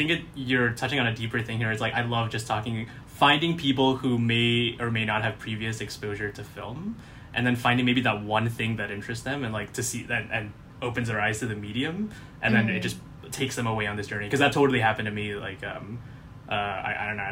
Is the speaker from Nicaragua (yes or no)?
no; Malaysia; I'm from Southeast Asia. I'm from Malaysia specifically.